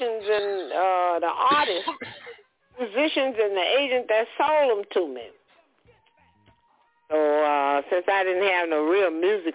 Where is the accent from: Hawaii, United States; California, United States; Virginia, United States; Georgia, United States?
Georgia, United States; also born or lived in Alabama / Louisiana / New York; now in Atlanta, United States; I grew up in Georgia